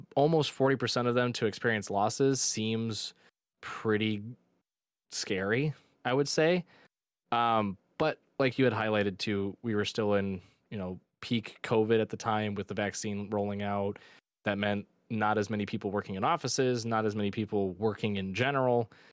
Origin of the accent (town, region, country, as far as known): Michigan, United States; born or raised there